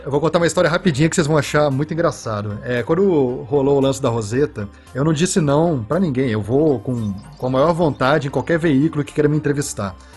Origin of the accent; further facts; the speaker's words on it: Brazil; moved away as an adult; also born or lived in Toulouse, France; a minha pessoa como brasileiro